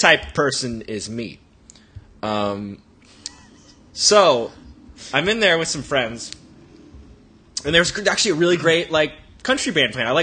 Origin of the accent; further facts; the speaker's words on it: Texas, United States; moved away; I'm from Texas